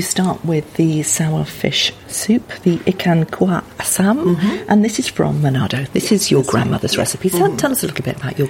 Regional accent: Malaysia; moved away; I grew up on Malay food because I grew up in Malaysia

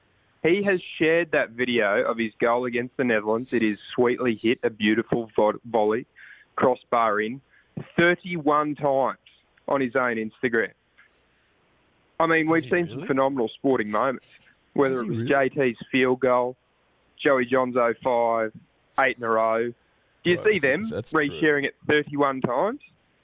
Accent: Australia; as an Australian

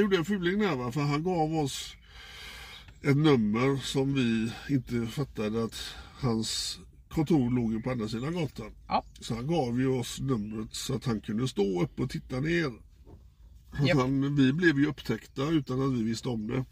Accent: Gothenburg, Västra Götaland, Sweden

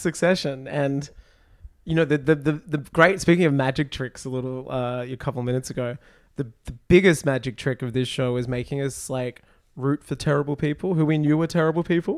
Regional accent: United States; I'm an American

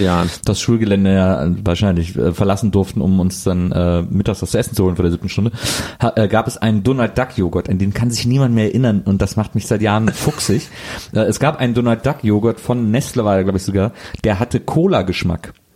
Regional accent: Germany; als Deutscher

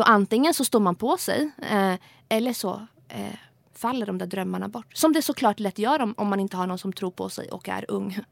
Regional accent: Sweden; jag kom till Sverige som flyktingbarn och växte upp i ett socioekonomiskt väldigt utsatt

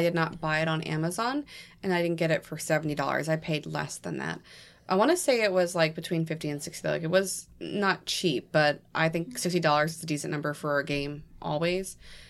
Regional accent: New England, United States; I'm from New England.

